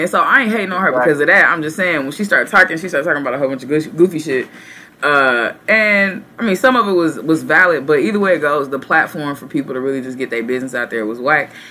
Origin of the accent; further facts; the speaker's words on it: Texas, United States; the capital of Texas, the great state, my home state.